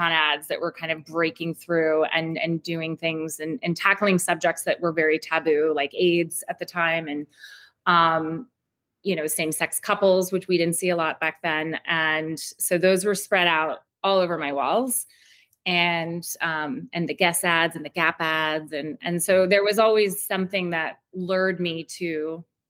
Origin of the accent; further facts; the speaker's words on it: Seattle, Washington, United States; now in Portland, United States; I'm originally from Seattle